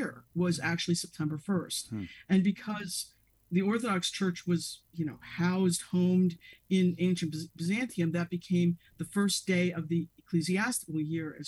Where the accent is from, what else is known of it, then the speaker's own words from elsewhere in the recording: Youngstown, Ohio, United States; now in Chicago, United States; I'm originally from Youngstown, Ohio, but I've lived in Chicago for 25 years